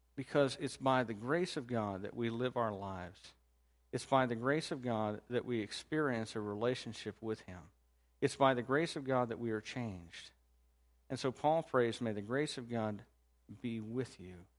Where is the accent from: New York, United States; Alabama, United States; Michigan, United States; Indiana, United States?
Indiana, United States; now in Chillicothe, United States; I'm from Indiana